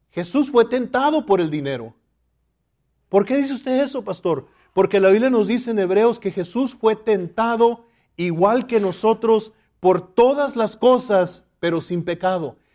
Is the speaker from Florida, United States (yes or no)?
no; Laredo, Texas, United States; yo recuerdo cuando era niño y vivíamos en Laredo, Texas, mi padre, que era mexicano también, él siempre tenía en su corazón regresar a México.